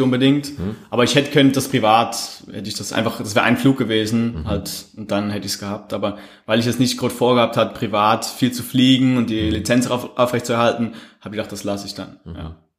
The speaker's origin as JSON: {"language": "German", "country": "Switzerland", "said": "bei uns in der Schweiz"}